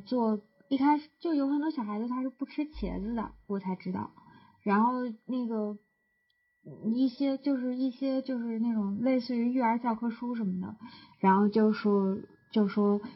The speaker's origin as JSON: {"language": "Chinese", "town": "Jinan", "region": "Shandong", "country": "China", "tie": "born or raised there", "said": "我在济南长大的呀"}